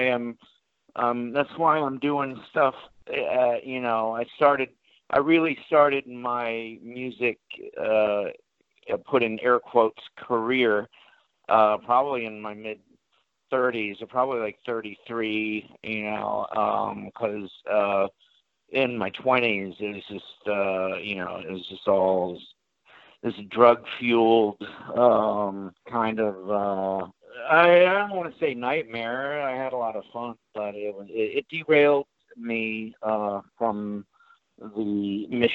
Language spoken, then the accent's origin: English; the Valley, California, United States; also born or lived in New York; I was born in New York, came out to California when I was four, I was 19, probably 1974. So I've been, you know, a Valley kid since 74